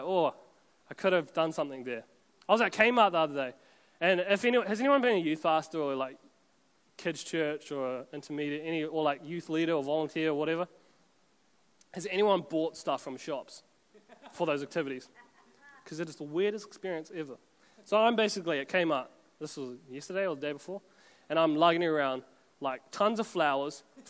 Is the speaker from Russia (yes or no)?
no; Auckland, New Zealand; we're all from Auckland anyway